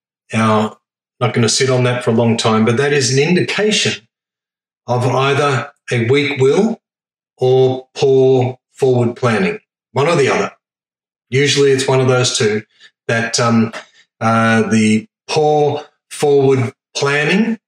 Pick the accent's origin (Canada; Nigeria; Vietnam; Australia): Australia; I'm the fifth generation born in Australia